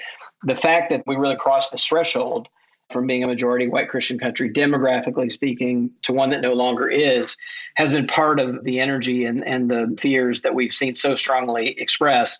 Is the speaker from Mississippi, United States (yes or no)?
yes; Mississippi, United States; My home state of Mississippi